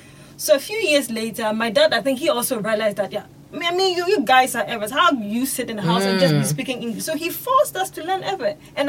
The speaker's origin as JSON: {"language": "English", "country": "Ghana", "said": "I'm learning the language because I think it's, as a Ghanaian, it's good to learn all languages possible."}